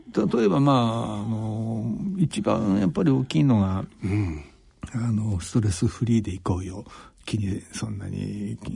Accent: Iida, Nagano, Japan; 私は長野県の飯田市

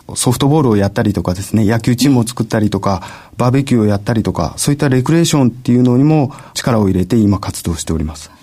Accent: Yamaguchi, Japan; moved away as an adult; 山口県に帰る、地元に帰る

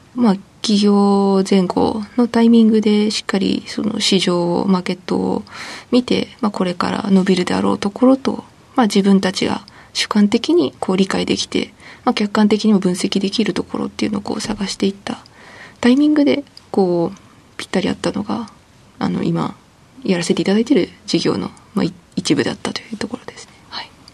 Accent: Shimizu, Shizuoka, Japan; 静岡県清水市です

